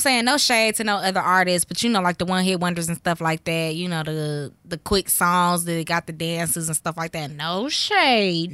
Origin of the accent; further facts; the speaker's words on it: Midwest, United States; The Midwest, we're, we're a B-side type